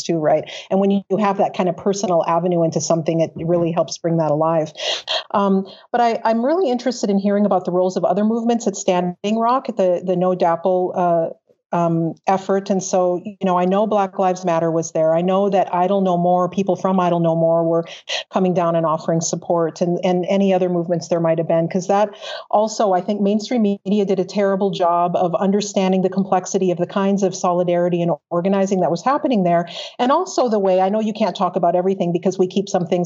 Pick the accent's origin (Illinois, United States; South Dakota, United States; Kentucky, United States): South Dakota, United States; Eastern; also born or lived in Minneapolis-St. Paul, Minnesota; now in Edmonton, Canada; I'm from Eastern South Dakota in part